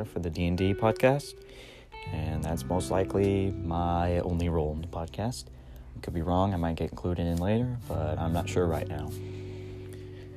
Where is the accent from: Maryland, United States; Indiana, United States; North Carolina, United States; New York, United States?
Indiana, United States; born and raised in Indiana